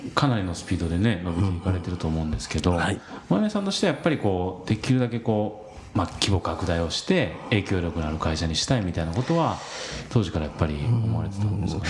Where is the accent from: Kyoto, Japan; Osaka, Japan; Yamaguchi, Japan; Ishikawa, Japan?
Osaka, Japan; near Sakai; 僕もまああの近いところで生まれ育った